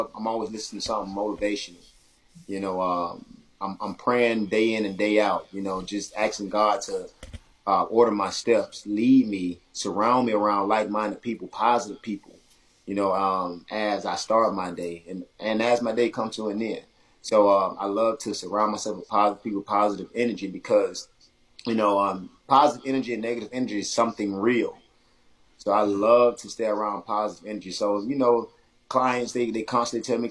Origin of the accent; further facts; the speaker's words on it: Monticello, Florida, United States; moved away as an adult; also born or lived in Boston, Georgia; now in Tallahassee, United States; I was born in Tallahassee, raised in Monticello and Boston, Georgia.